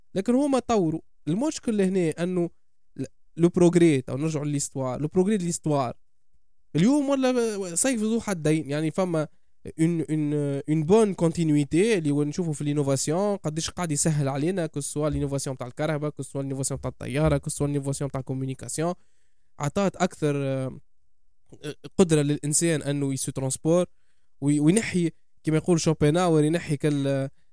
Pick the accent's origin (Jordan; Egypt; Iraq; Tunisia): Tunisia; انتمي لتونس